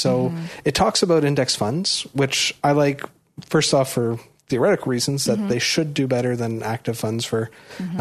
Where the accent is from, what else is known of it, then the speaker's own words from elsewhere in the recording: Toronto, Ontario, Canada; I was born and raised in Toronto, but my parents come from Prince Edward Island